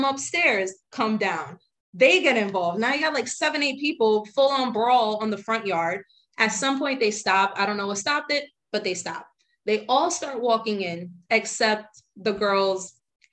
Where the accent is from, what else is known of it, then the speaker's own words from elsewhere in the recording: New York City, New York, United States; I grew up in the Bronx